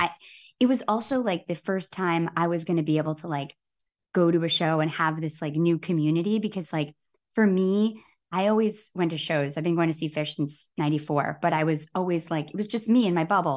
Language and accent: English; Grand Rapids, Michigan, United States; my hometown in Grand Rapids, Michigan